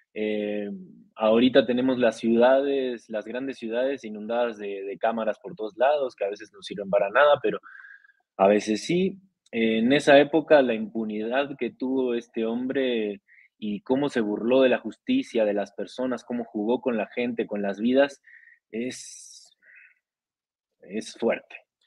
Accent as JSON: {"language": "Spanish", "country": "Costa Rica", "said": "de Costa Rica soy, tico tica"}